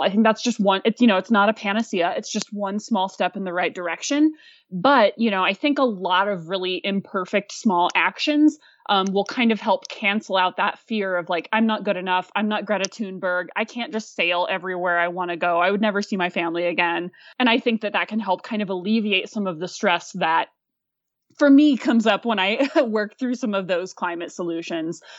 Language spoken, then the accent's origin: English; Fayetteville, Arkansas, United States; born or raised there; moved away; also born or lived in Aspen, Colorado